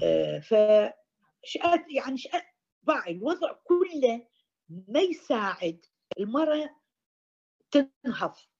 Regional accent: Iraq; moved away as an adult; now in United Arab Emirates; نشأت بالعراق

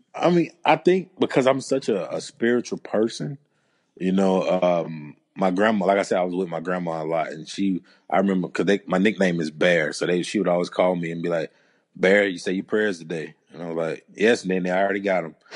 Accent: Georgia, United States; moved away; I'm originally from Georgia

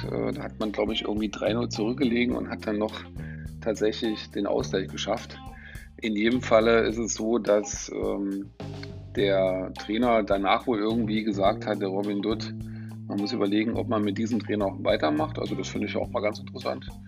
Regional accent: Chemnitz, Saxony, Germany; er ist auch noch in meiner Heimatstadt Karl-Marx-Stadt geboren.

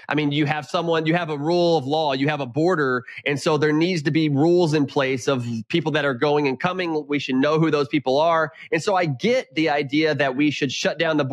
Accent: Houston, Texas, United States; also born or lived in Lubbock, Texas / Round Rock, Texas / McLean, Virginia; I'm a Texan through and through. I grew up in Houston.

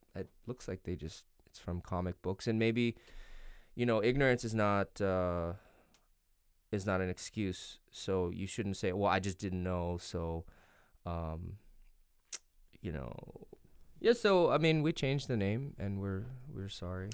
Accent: United States; I'm American and my country reelected him

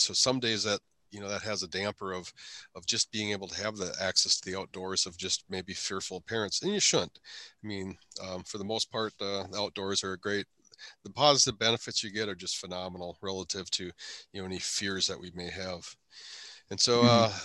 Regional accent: Brainerd, Minnesota, United States; I was born in Brainerd, Minnesota, so that's my birthplace

